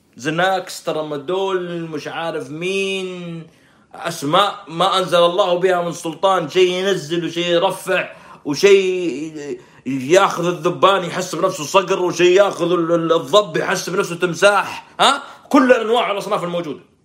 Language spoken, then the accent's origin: Arabic; Saudi Arabia; عندنا في السعوديه